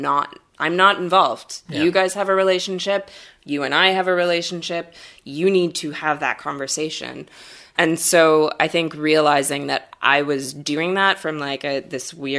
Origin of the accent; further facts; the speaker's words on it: Canada; as a Canadian, I'm also not like a proud Canadian